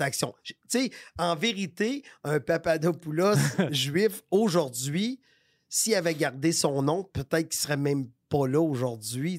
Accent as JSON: {"language": "French", "town": "Victoriaville", "region": "Quebec", "country": "Canada", "moved": "yes", "said": "je viens de Victoriaville. Fait qu'à Victoriaville, tout le monde est blanc ou presque. tu, comprends? Ben, dans les années que j'habitais à Victoriaville"}